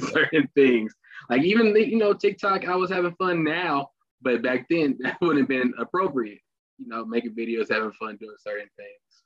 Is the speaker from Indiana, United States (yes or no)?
yes; Indianapolis, Indiana, United States; I'm from Indianapolis, Indiana, born and raised